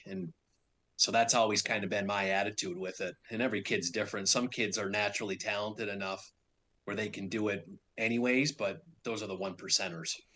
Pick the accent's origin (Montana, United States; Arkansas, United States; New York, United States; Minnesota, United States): Minnesota, United States; moved away as an adult; I grew up in Minnesota, which is the hockey hotbed